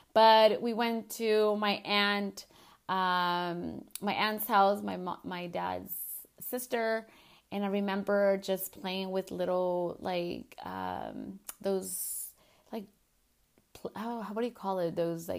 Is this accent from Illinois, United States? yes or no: no; California, United States; as a little girl, growing up in California and not being able to see my grandmothers and my grandpa because they couldn't unfortunately cross over, it sucked